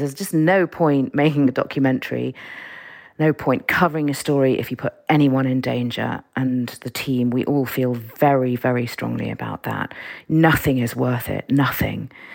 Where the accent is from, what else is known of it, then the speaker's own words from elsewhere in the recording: London, United Kingdom; also born or lived in Iran; I grew up in, I grew up in London